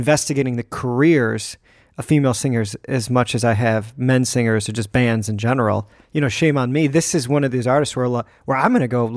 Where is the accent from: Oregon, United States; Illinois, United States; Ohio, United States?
Illinois, United States; I'm from Illinois